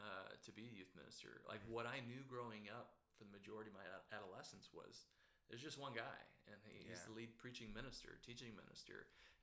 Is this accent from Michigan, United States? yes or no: yes; Michigan, United States; also born or lived in East Coast; I mean, growing up in the Midwest, in Michigan, and then in a Church of Christ, specifically in that context, and also on the East Coast, there's not many. It's not the Bible Belt.